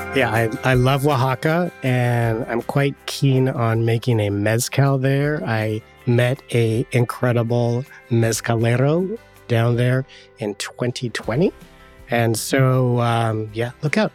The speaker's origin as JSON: {"language": "English", "town": "Sherwood", "region": "Oregon", "country": "United States", "tie": "born or raised there", "also_born_or_lived": "Portland, Oregon"}